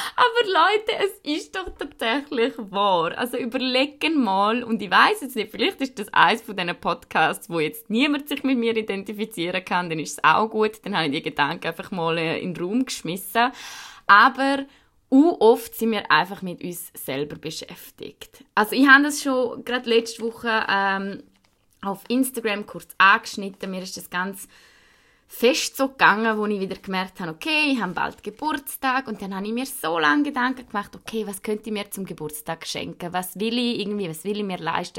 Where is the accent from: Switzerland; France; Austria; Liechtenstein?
Switzerland; ich bin weiß, also bin ich Schweizerin